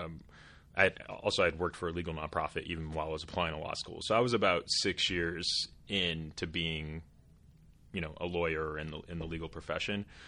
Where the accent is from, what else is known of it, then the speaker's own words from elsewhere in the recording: Portland, Oregon, United States; moved away as an adult; also born or lived in Eastern Washington; I grew up in Portland, like I mentioned earlier, and went to college in Eastern Washington